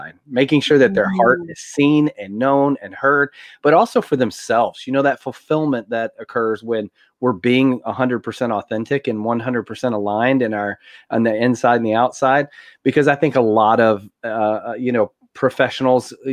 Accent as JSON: {"language": "English", "region": "Tennessee", "country": "United States", "tie": "born or raised there", "said": "I grew up here in Tennessee, Southern family, very conservative."}